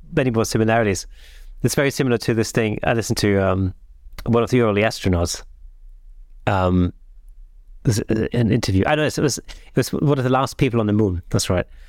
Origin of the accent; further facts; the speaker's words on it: Southern Germany, Germany; now in United Kingdom; in the south of Germany where I grew up.